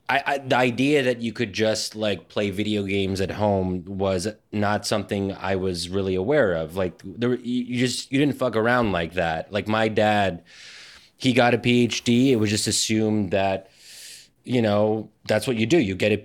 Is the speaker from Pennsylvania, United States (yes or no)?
yes; Pennsylvania, United States; where I grew up in Pennsylvania